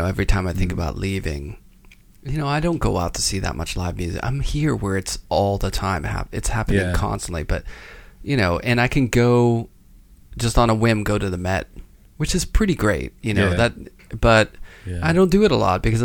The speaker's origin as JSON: {"language": "English", "town": "Pittsburgh", "region": "Pennsylvania", "country": "United States", "tie": "born or raised there", "said": "I grew up in Pittsburgh, which is a city"}